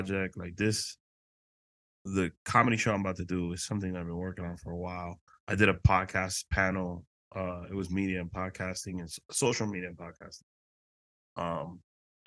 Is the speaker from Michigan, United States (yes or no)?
no; New York City, New York, United States; also born or lived in Dominican Republic / Queens, New York; I was born in Harlem, raised in Washington Heights.